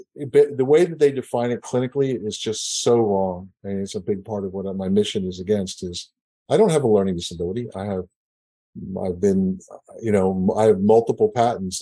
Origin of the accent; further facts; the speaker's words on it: Northeast, United States; now in Houston, United States; I grew up in the Northeast, and things are very traditional